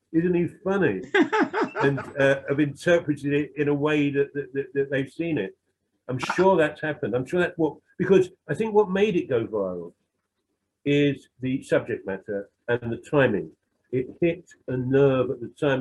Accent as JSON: {"language": "English", "region": "London", "country": "United Kingdom", "said": "I'm some some white working class bloke who comes from a bit of a criminal background in the East End"}